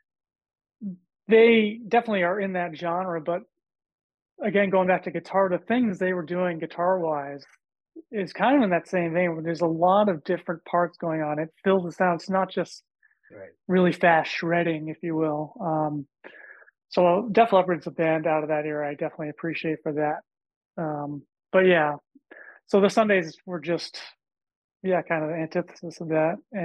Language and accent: English; Boston, Massachusetts, United States; growing up around Boston